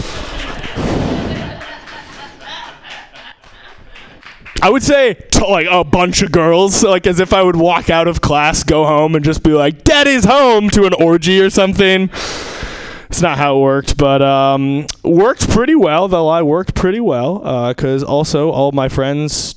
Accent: Seattle, Washington, United States; I'm from Seattle, so we had kind of a special church

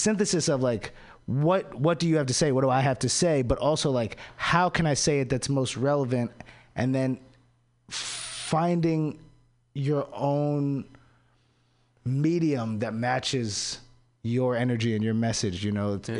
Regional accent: DC area, Maryland, United States; moved away; I'm from Maryland, from the DC area

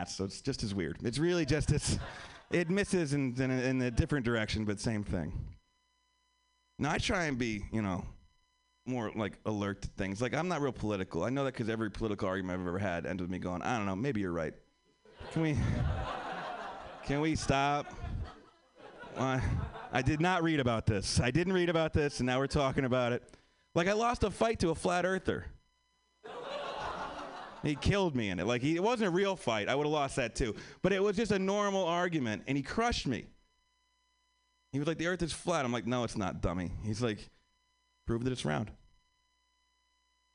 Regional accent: Pennsylvania, United States; also born or lived in New York; now in Los Angeles, United States; I'm from Pennsylvania. I live in LA now

